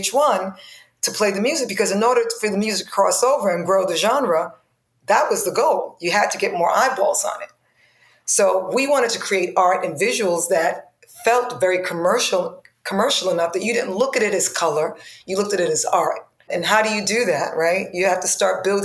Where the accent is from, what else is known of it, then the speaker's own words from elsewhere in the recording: New York City, New York, United States; I grew up in the Bronx, in the South Bronx.